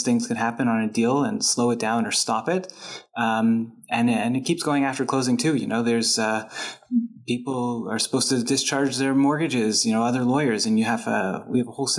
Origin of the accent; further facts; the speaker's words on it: Montreal, Quebec, Canada; moved away as an adult; now in Toronto, Canada; I'm from Montreal, and when I moved to Toronto